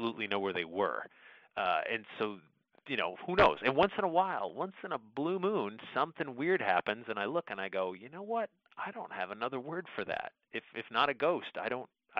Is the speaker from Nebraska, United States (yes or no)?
no; Sandy Hook, Connecticut, United States; I grew up in Sandy Hook, Connecticut, and that was the town next to Monroe, Connecticut.